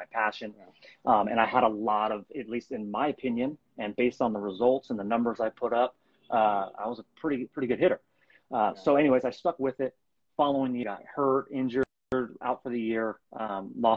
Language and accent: English; Bay Area, California, United States; I'm from California, from the Bay Area.